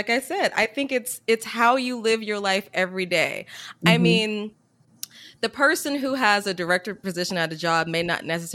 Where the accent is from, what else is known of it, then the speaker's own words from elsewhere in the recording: Columbia, South Carolina, United States; now in Washington, D.C., United States; I'm originally from Columbia, South Carolina.